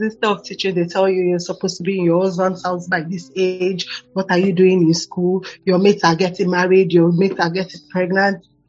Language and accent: English; Lagos, Nigeria; now in Abuja, Nigeria; growing up in Lagos was really hectic